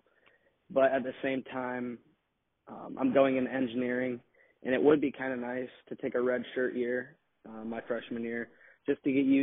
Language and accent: English; Iowa, United States; an Iowa kid growing up in Iowa